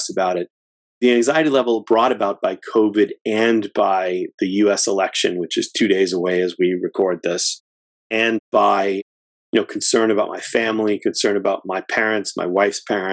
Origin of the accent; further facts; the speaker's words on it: Framingham, Massachusetts, United States; I'm in Massachusetts, born and raised, and lived here for all but 3 years of my life. I grew up in Framingham, Massachusetts